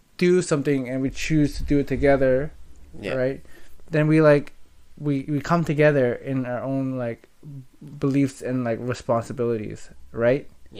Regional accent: Canada; we're Canadian

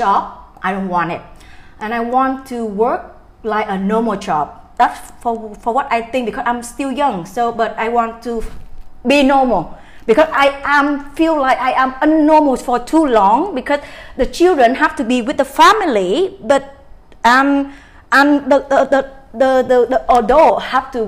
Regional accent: Da Nang, Vietnam; I'm from Da Nang. Da Nang is my hometown.

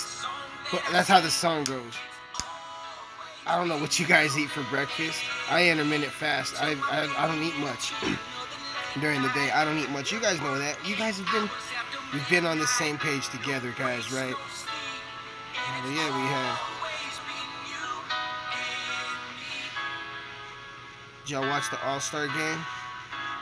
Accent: United States; my home country, America

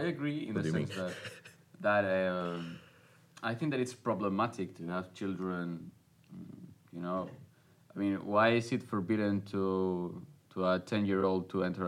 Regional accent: Spain; I was born in 1997 in Spain

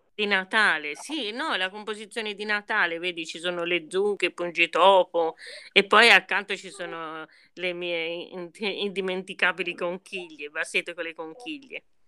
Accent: Orbetello, Tuscany, Italy; now in Florence, Italy; Io sono di genitori meridionali, ma sono nata a Orbetello

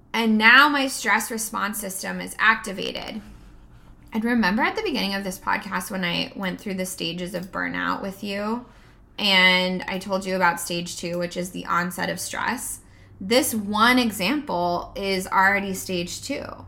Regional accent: United States

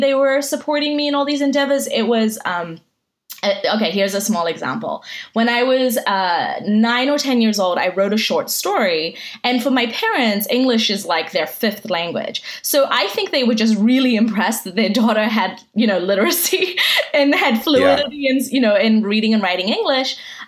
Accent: New Zealand; accent: mixed; half Iranian and half Armenian, but pretty much spent most of my life in New Zealand. So that's why my accent is this like strange conglomerate of all these different accents.

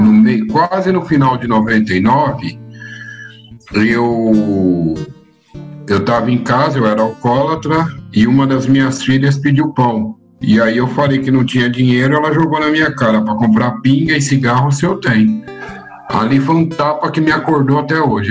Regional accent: São Paulo, Brazil; eu nasci aqui em São Paulo mesmo, eu nasci lá no Jardim Romano

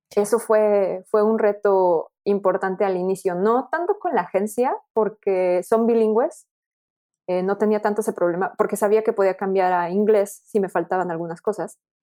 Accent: Mexico; now in France; también soy mexicana

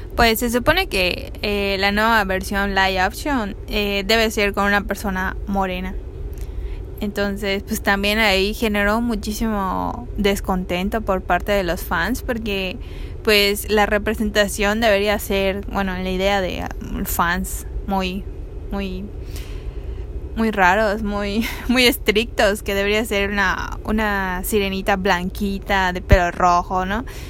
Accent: Mexico; nosotros mismos como mexicanos

